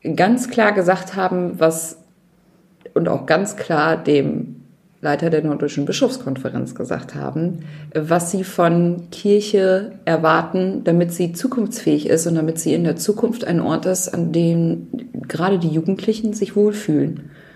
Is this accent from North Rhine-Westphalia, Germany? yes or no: no; Nordhorn, Lower Saxony, Germany; Nordhorn ist, also meine Heimatstadt ist größer